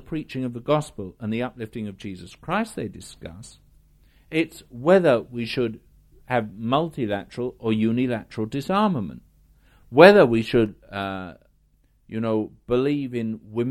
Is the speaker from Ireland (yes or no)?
no; United Kingdom; I'm British. In the world, I'm British